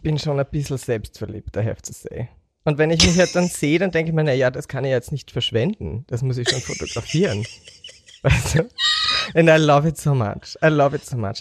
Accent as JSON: {"language": "German", "country": "Austria"}